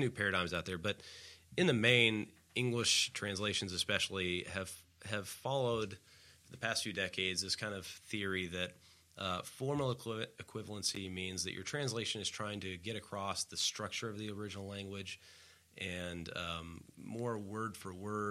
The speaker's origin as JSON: {"language": "English", "region": "the Bible Belt", "country": "United States", "tie": "born or raised there", "said": "growing up in the Bible Belt"}